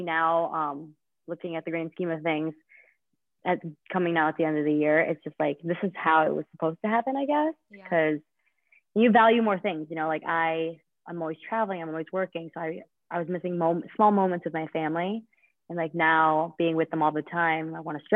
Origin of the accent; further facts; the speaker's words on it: Liverpool, New York, United States; I grew up in Liverpool. I went to Liverpool High School